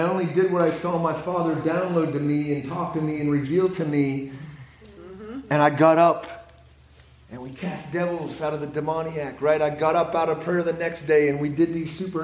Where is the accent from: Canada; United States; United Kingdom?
United States; Pennsylvania; accent: Pittsburghese; I'm from Pennsylvania. We're kind of, oh, we speak weird. Even in the U.S., we speak weird. It's called Pittsburghese